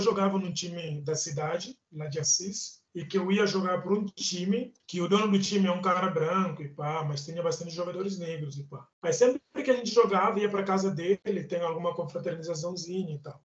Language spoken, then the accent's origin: Portuguese; Guinea-Bissau; now in Brazil; eu sou da Guiné-Bissau, eu, eu pertenço à etnia Balanta da Guiné-Bissau